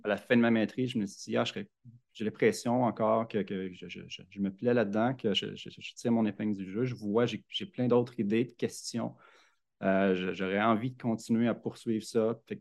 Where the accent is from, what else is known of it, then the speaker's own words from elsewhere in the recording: Louiseville, Quebec, Canada; also born or lived in Montreal; je né à Montréal, mais j'ai déménagé très, très tôt. Puis j'ai grandi à Louisville, sur le bord du lac Saint-Pierre